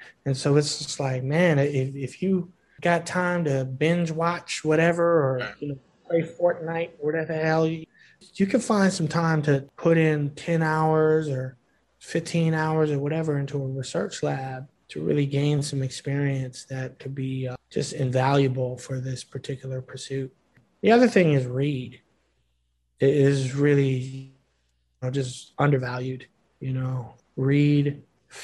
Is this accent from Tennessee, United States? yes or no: no; Hyattsville, Maryland, United States; also born or lived in Ithaca, New York; I grew up in Hyattsville, Maryland